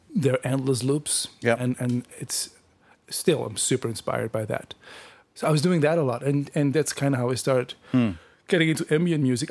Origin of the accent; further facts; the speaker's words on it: Netherlands; moved away as an adult; now in Toronto, Canada; I grew up in the Netherlands in um, a village like 30 kilometers outside of Amsterdam.